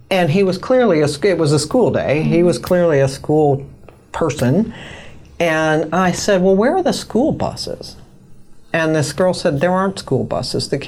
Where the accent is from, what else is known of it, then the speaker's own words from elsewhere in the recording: United States; also born or lived in New York, United States / Chicago, United States; I grew up in New outside of New York City